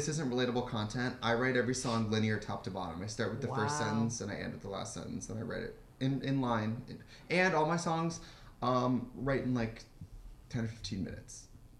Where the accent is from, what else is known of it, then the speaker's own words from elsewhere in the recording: Midwest, United States; When I'm from the Midwest